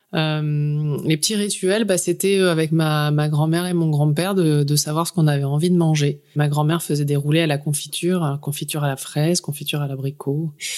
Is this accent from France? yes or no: yes; northern France, France; puisqu'on vient du nord de la France, on mange de la vergeoise